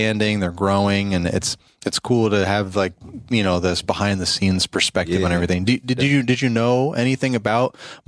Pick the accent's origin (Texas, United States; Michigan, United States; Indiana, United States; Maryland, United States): Maryland, United States; we're from Maryland.